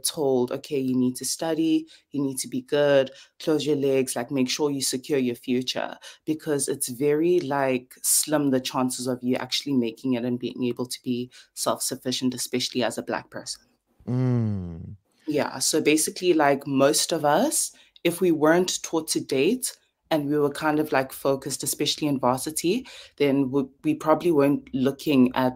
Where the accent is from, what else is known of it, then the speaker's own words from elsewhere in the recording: KwaZulu-Natal, South Africa; I'm South African